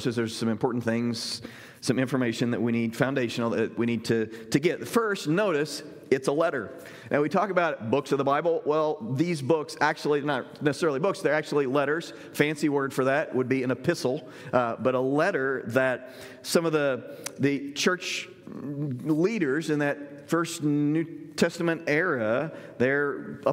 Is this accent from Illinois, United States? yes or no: yes; Southern Illinois, United States; the church I grew up in Southern Illinois